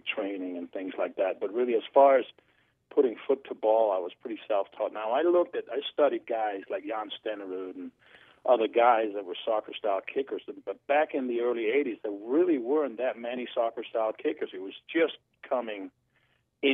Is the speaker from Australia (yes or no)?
no; Denmark; moved away; I'm from Denmark